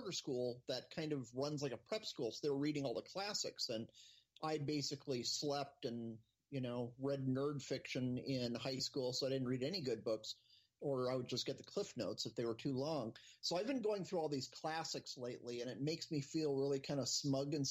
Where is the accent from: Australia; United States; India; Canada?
United States; Phoenix, Arizona; growing up in Phoenix, we didn't have a pro team